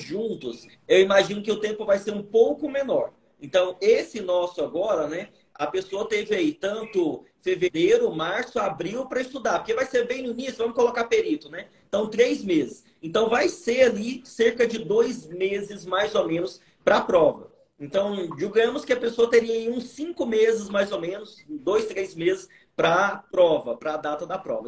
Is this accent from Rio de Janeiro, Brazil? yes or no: no; Goiânia, Goiás, Brazil; eu vim de uma família muito humilde, vim da periferia de Goiânia